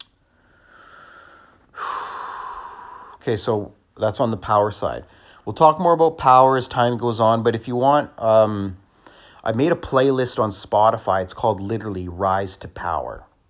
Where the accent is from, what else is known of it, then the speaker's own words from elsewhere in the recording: Scotland, United Kingdom; I'm Scottish